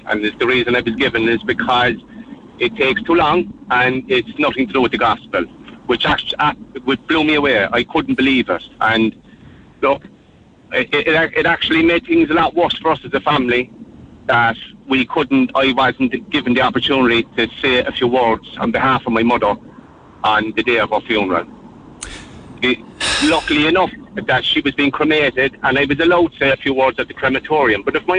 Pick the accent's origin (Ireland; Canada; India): Ireland; Cork, Munster; now in Mallow, Ireland; we're living in Mallow, but we're originally from Dublin Hill in Cork. I'm living in Mallow 17 years.